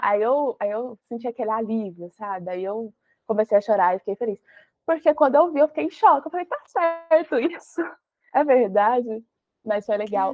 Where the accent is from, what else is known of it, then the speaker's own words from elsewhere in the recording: Goiás, Brazil; onde eu morava, que eu sou de Goiás.